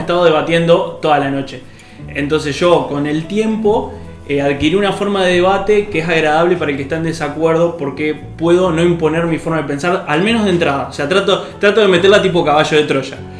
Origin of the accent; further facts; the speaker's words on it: Argentina; somos 45 millones de argentinos